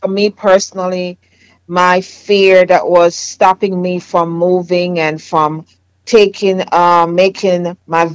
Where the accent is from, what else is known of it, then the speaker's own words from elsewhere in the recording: Jamaica; accent: Jamaican; moved away; my Jamaican accent